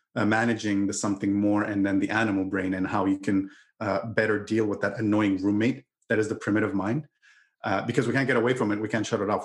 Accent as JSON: {"language": "English", "country": "Canada", "said": "I'm I'm Canadian"}